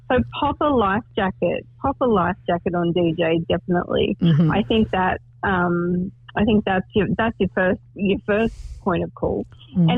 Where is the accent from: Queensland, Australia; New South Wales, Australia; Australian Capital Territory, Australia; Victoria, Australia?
Queensland, Australia; Bundaberg; I'm from Bundaberg, which is the rum capital of the world.